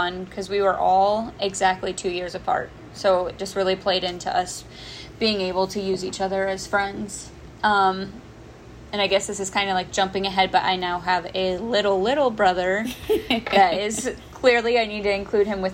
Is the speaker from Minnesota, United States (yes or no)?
no; northern Indiana, United States; I have been born and raised in Indiana, never left